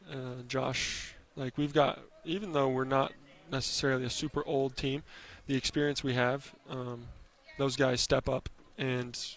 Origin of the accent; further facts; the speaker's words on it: Nyssa, Oregon, United States; born there; I was born in Nyssa, Oregon, which is about 45 minutes away from here.